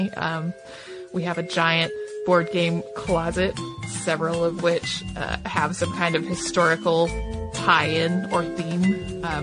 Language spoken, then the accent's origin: English; Santa Fe, New Mexico, United States; Growing up in Santa Fe with my dad curating a Navajo museum has affected my life in so many ways.